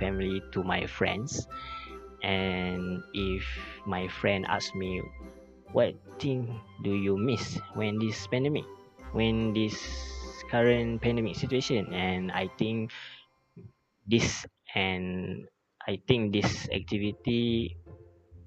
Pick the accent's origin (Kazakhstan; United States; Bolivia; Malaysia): Malaysia; Pasir Gudang, Johor; I am from Pasir Gudang, Johor